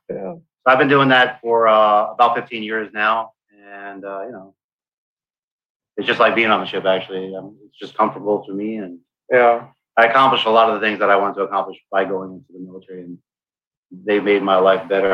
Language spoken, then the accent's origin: English; South Florida, United States; also born or lived in Brooklyn, New York; when I was 10 years old, my family and I moved here to South Florida